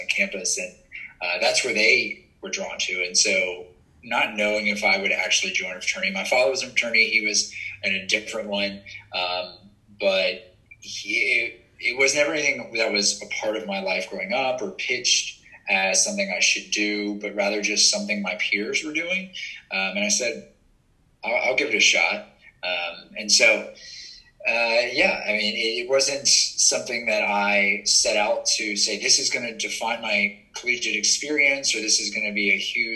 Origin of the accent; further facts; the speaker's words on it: Baton Rouge, Louisiana, United States; growing up in Baton Rouge in a college town